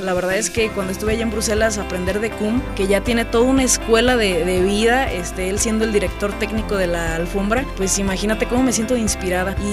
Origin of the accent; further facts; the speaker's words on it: Uriangato, Guanajuato, Mexico; soy de Uriangato